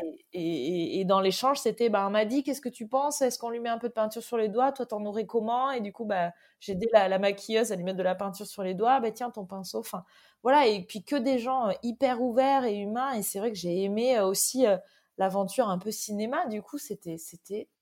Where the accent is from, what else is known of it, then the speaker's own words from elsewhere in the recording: Toulouse, Occitania, France; moved away as an adult; also born or lived in Antibes; now in Biarritz, France; je suis née à Antibes, euh, mais j'ai déménagé quand j'avais 3 ans euh, dans le sud et entre, entre, ouais, entre Antibes et Toulouse. Mais j'ai fait euh, ouais, mon, collège et lycée à côté de, Toulouse